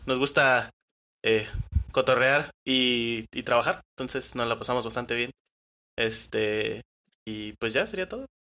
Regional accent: Colima, Mexico; soy de aquí de Colima

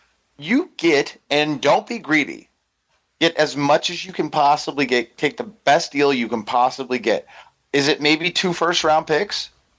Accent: Pacific Northwest, United States; I grew up in the Pacific Northwest.

